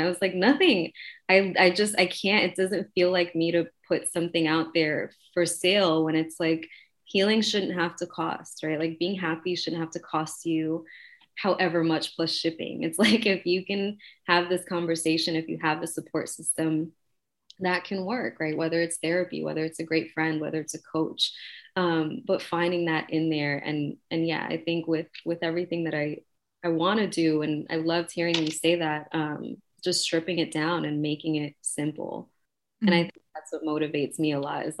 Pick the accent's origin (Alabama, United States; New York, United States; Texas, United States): New York, United States; New York City; I was raised in Queensbridge, I was raised in the projects.